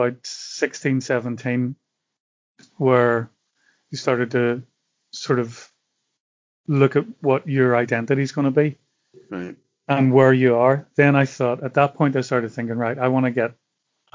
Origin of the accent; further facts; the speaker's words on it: Belfast, Northern Ireland, United Kingdom; moved away as an adult; now in Italy; what I grew up with in Belfast